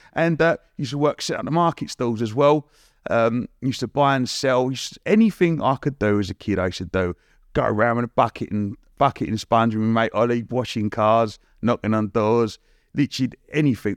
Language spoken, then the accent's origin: English; Romford, London, United Kingdom; I grew up in Romford